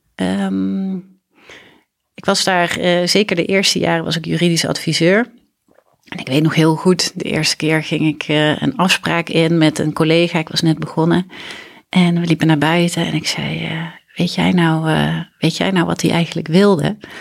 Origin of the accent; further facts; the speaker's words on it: Grathem, Central Limburg, Netherlands; moved away as an adult; also born or lived in Leiden; ik ben opgegroeid in Midden-Limburg, in Gratum